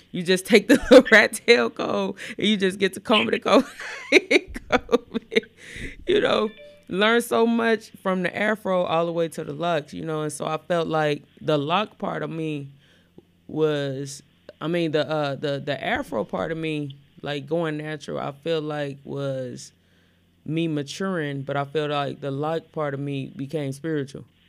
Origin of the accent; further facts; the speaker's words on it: Gary, Indiana, United States; also born or lived in Elkhart, Indiana; I grew up, you know, in Elkhart and I grew up in Gary